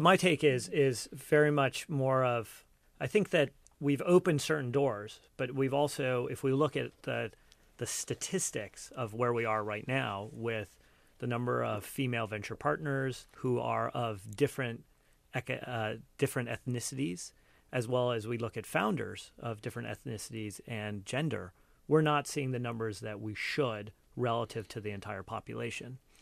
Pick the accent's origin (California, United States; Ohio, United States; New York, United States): California, United States; Cupertino; also born or lived in India; I was born in India, but, you know, largely have grown up here, but I, I, you know, I am an immigrant. and growing up here, when I, like, when we first moved here, you know, Cupertino